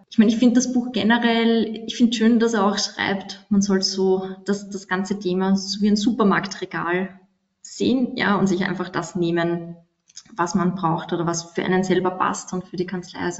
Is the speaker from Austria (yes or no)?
yes; Austria; ist bei uns in Österreich auch nichts anderes